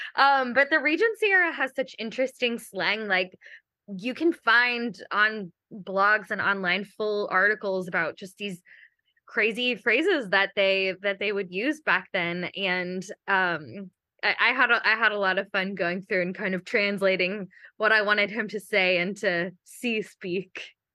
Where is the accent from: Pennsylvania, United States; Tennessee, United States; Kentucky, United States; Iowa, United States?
Kentucky, United States; moved away; I'm also from Kentucky, and we have a lot of sinkholes and caves